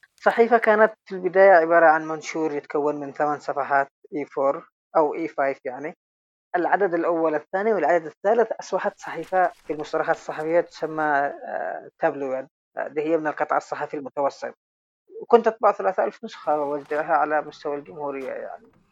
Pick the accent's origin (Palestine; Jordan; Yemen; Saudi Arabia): Yemen; Sanaa, Amanat Al Asimah; moved away; also born or lived in Taiz, Yemen; صحفي من اليمن من تعز عشت حياتي كلها في داخل صنعاء فأعتبر نفسي أن أنا من صنعاء مش من تعز